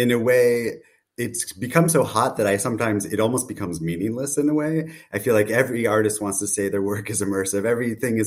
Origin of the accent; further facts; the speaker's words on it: United States; now in Berlin, Germany; based in Berlin, though I'm American originally